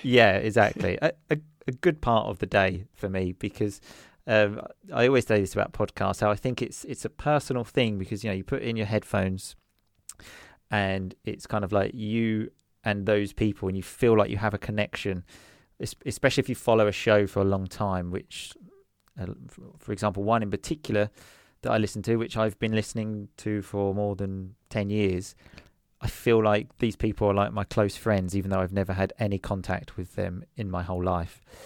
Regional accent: Essex, East of England, United Kingdom; first language English; moved away as an adult; now in Sicily, Italy; I'm originally from Essex, which is a place, um, just outside London

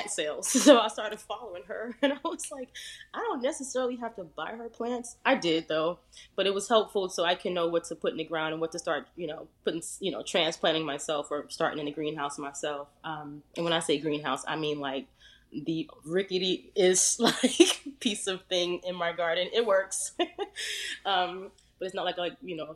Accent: New Jersey, United States; also born or lived in Edisto Island, South Carolina; now in South Carolina, United States; I'm originally from New Jersey.

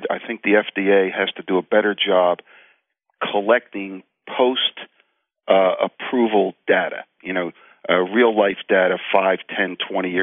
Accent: Philadelphia, Pennsylvania, United States; we're both from Philly

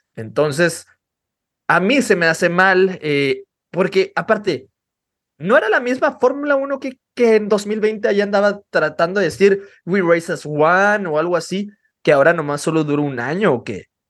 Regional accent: Mexico; nosotros como mexicanos

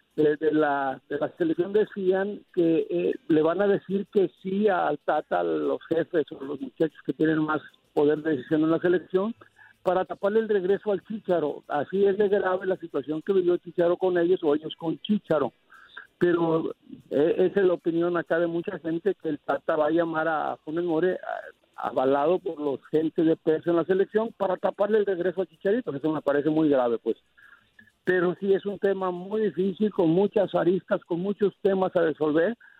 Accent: Mexico; Hablo como mexicano

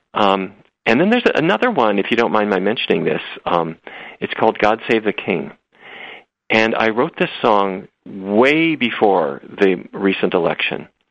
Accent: Fargo, North Dakota, United States; when I grew up in Fargo, North Dakota, it was roast beef, baked potatoes, and corn every day

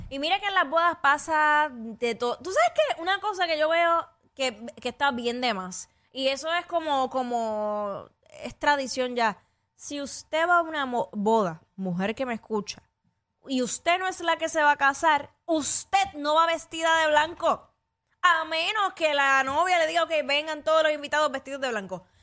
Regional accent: Mexico; sabes Yo soy

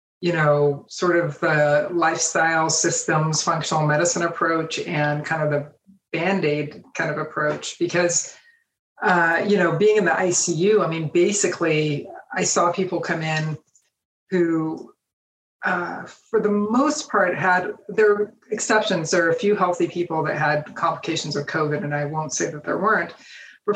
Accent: United States; as an American, because as Americans, we really think of our country

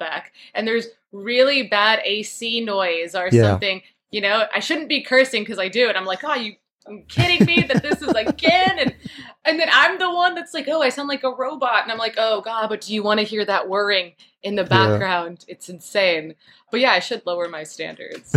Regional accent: Texas, United States; now in Queens, New York, United States; I'm from Texas originally

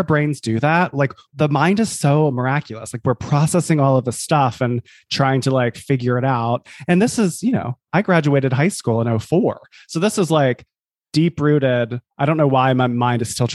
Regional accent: the South, United States; moved away; also born or lived in New York City / New Jersey; I'm from the South

